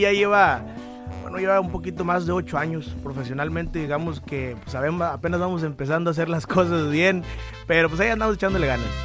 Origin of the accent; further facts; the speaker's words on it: Culiacán, Sinaloa, Mexico; also born or lived in Durango / Michoacán; mí me llevan a vivir a Culiacán y pues ahí fue donde, crecimos